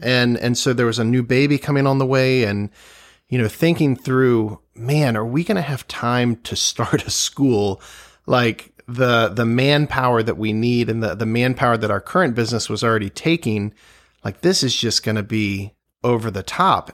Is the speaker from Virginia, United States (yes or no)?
yes; Virginia, United States; growing up in Virginia, just the history all around us